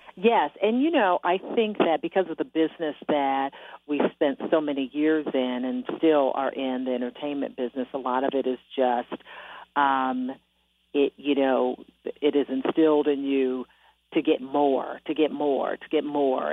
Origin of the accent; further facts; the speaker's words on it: Detroit, Michigan, United States; moved away as an adult; also born or lived in Miami / Milwaukee / Austin, Texas; my hometown, Detroit, Michigan